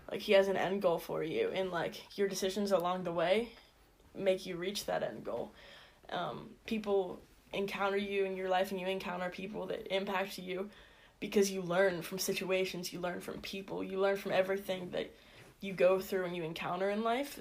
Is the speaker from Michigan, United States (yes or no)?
no; Indiana, Pennsylvania, United States; I'm from Indiana, PA. Lived here my whole life